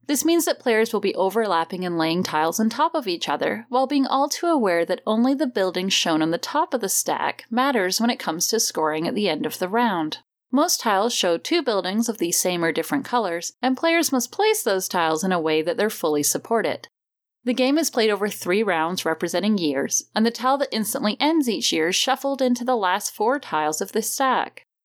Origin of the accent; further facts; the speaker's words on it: United Kingdom; now in United States; as a British expat living in the States